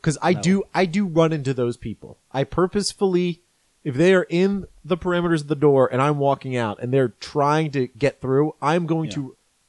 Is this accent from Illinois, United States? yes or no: no; Maryland, United States; moved away; my regular home in Maryland when I grew up. I grew up in Maryland.